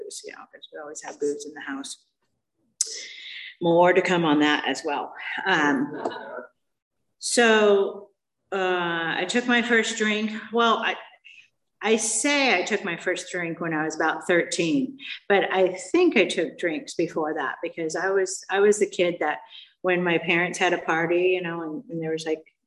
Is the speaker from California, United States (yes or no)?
yes; Mission Viejo, California, United States; now in Aliso Viejo, United States; I grew up in Mission Viejo.